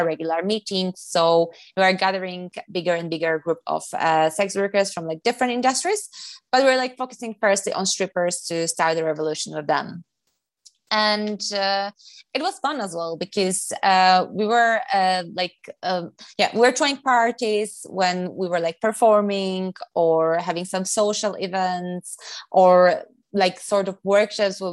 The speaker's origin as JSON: {"language": "English", "country": "Poland", "also_born_or_lived": "London", "moved": "as an adult", "said": "I came from Poland."}